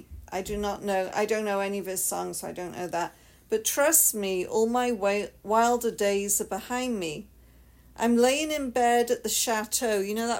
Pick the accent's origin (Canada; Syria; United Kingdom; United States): United Kingdom